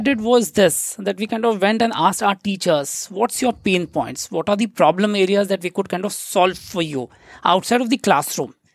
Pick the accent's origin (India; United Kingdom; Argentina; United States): India; Nagpur, Maharashtra; moved away as an adult; now in Singapore; the place where I come from, it's called as the city of Nagpur.